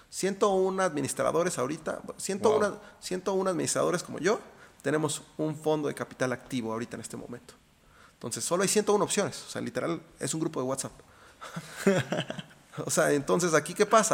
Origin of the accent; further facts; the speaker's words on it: Mexico; also born or lived in Austin, Texas; yo crecí aquí en México